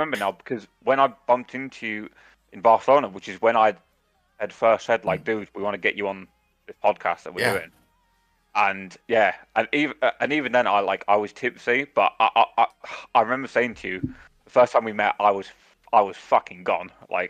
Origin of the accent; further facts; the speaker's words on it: United Kingdom; I feel like part of being British is you do enjoy that social aspect of having a drink.